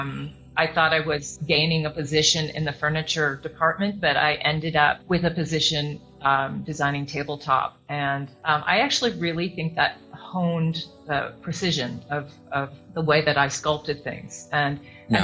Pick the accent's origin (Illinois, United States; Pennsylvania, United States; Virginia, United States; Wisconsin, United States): Illinois, United States; Chicago; moved away as an adult; also born or lived in Yucatan Peninsula, Mexico; now in Mexico; I grew up in Chicago, uh, born in Chicago